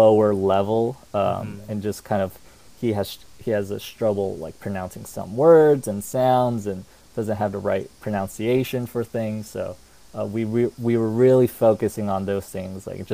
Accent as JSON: {"language": "English", "country": "United States", "said": "I am Korean American"}